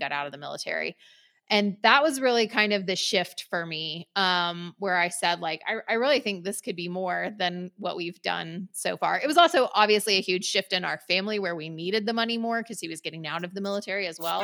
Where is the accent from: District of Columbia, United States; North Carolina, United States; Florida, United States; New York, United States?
North Carolina, United States; moved away as an adult; we moved back to my hometown